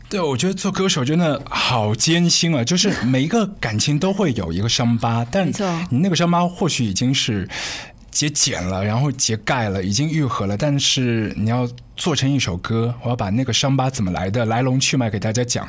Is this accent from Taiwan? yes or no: no; Shanghai, China; 像我们上海小时候在家里一大锅